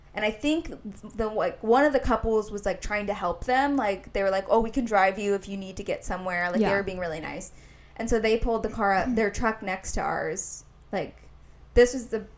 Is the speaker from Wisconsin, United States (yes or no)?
no; Indianapolis, Indiana, United States; I'm from Indianapolis. Like, one of the most dangerous cities in the country